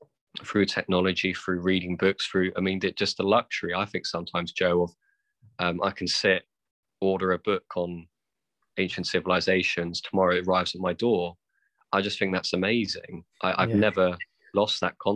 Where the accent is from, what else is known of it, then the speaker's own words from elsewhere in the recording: United Kingdom; being white British